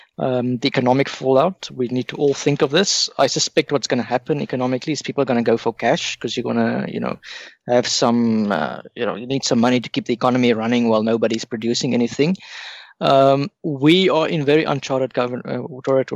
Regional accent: Pretoria, Gauteng, South Africa; I'm from Pretoria

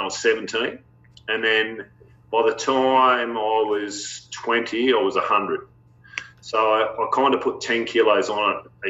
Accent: Sydney, New South Wales, Australia; also born or lived in Port Macquarie; I was born in Sydney, but we moved straight to Port Macquarie. And I spent the first 4 years of my life there

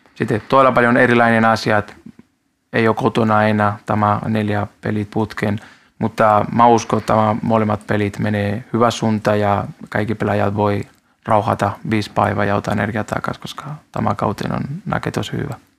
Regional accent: Spain; Finnish is a second language; now in Finland; mä olen espanjalainen

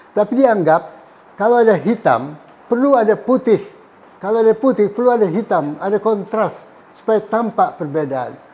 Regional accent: West Sumatra, Indonesia; Jadi sebagai orang Sumatera, orang Minang, hitam adalah hitam, putih adalah putih, jebret.

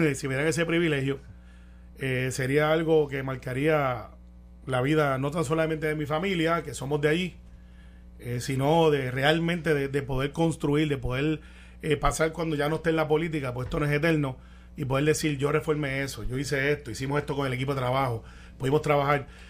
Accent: Guaynabo, Puerto Rico; yo nací en Guaynabo, soy de Guaynabo

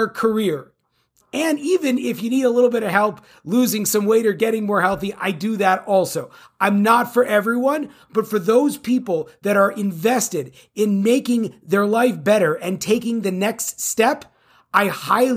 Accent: California, United States; I'm from California

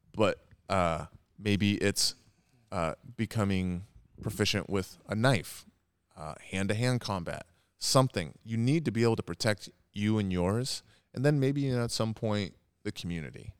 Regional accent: Edmonds, Washington, United States; I grew up in Edmonds

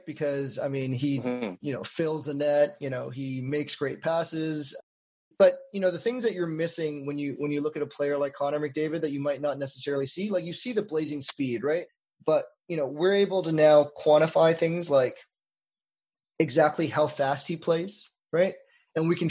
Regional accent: Winnipeg, Manitoba, Canada; moved away as an adult; also born or lived in Toronto; now in Montreal, Canada; I grew up in Winnipeg

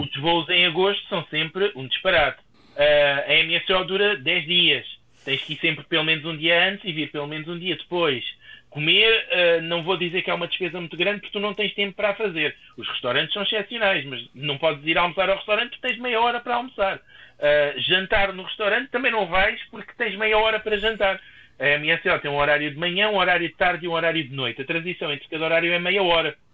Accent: Portugal

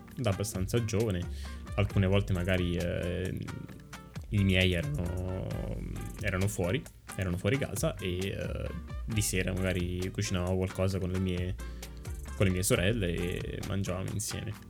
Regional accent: Italy; moved away as an adult; now in Canada; siamo cresciuti comunque in Italia

